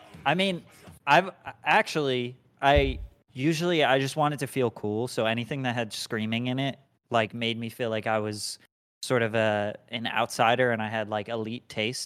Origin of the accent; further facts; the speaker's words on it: New Jersey, United States; I'm from New Jersey.